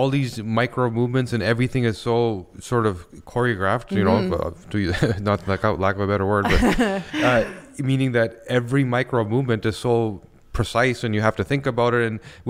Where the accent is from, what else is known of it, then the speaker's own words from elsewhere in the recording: Vancouver, British Columbia, Canada; So I grew up in BC in Vancouver, mm-hmm, and I love skiing.